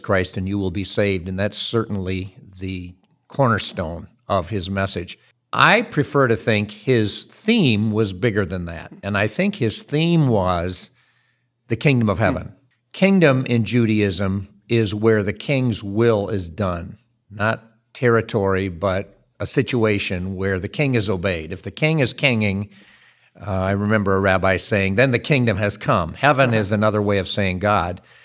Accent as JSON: {"language": "English", "town": "Dutton", "region": "Michigan", "country": "United States", "tie": "born or raised there", "said": "where I grew up over in Dutton, Michigan, and see what's left of the family farm there"}